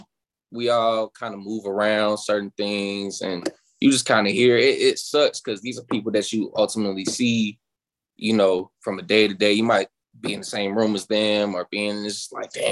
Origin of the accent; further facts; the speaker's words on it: Chicago, Illinois, United States; now in Atlanta, United States; So I'm originally from Chicago